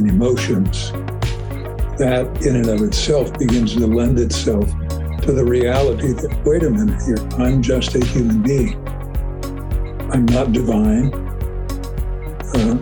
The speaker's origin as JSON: {"language": "English", "region": "Western Pennsylvania", "country": "United States", "also_born_or_lived": "Cincinnati, Ohio", "moved": "as an adult", "said": "I'm from Western Pennsylvania. I came into this world in 1944 and grew up in a family"}